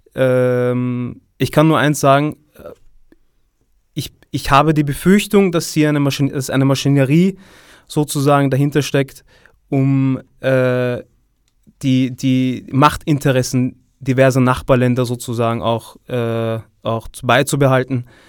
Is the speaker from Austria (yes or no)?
yes; Vienna, Austria; ich bin hier ge äh, geboren und aufgewachsen